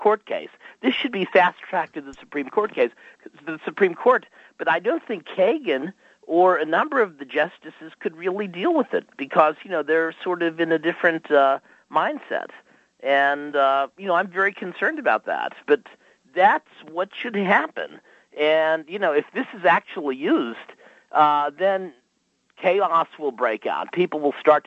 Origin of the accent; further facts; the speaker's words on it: United States; as an American